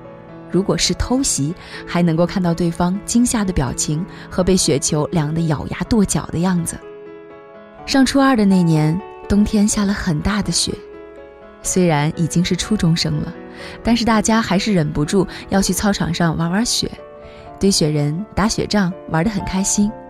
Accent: North China, China; 我是一个从小在北方长大的人，对北方的冬天很熟悉，但是并不是很喜欢。

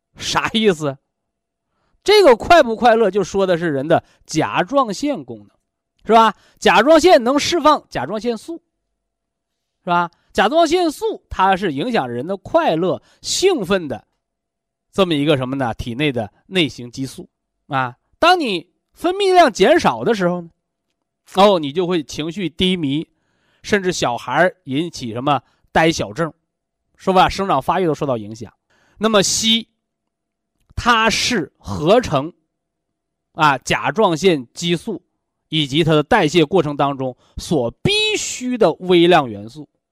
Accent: China; 我们身为中国人

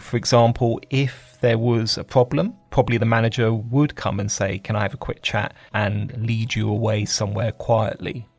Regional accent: United Kingdom; Being British

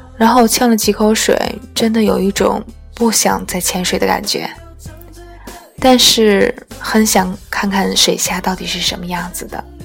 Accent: Tianjin, China; 我们天津人

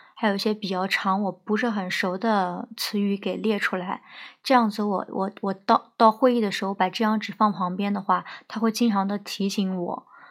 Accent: southern China, China; 我是南方人，不是很适应北方这种干燥的气候

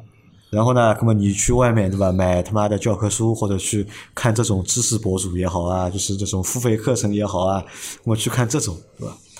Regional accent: Shanghai, China; 哎呀，我讲上海话了，别的。

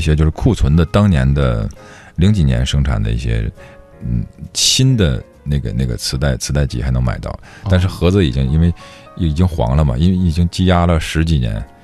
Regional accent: Heilongjiang, China; 我们老家黑龙江

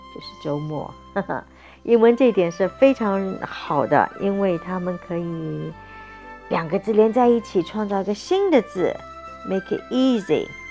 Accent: New Zealand; I'm from New Zealand, so I like to say the word as plant

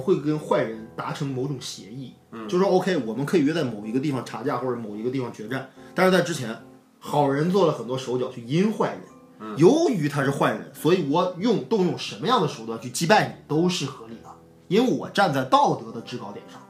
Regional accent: Northeast China, China; 我我我作为一个东北人，我也表态

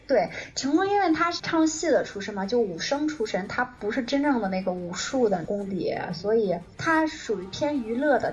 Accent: China; 我作为一个中国人

